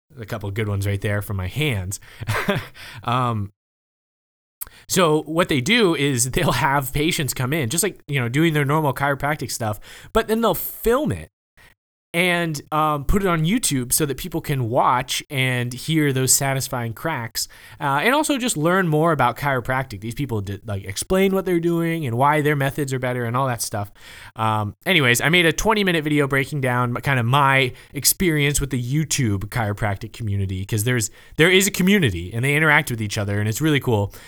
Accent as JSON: {"language": "English", "region": "the South", "country": "United States", "also_born_or_lived": "Oklahoma", "said": "I'm from the South"}